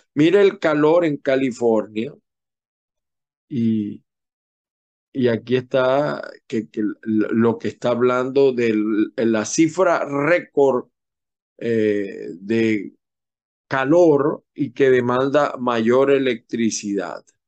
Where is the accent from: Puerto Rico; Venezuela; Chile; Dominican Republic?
Venezuela; Zulia; yo no nací formalmente en el Zulia, pero me siento tan zuliano como cualquiera porque el 98% de mi vida lo he vivido en el Zulia